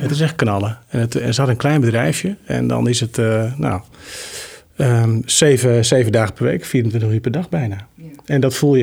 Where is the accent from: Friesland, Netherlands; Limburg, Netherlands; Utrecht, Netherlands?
Friesland, Netherlands; Gorredijk; also born or lived in Deventer / Groningen; now in Amersfoort, Netherlands; Gorredijk, waar ik ben geboren, het grootste gedeelte, doorgebracht.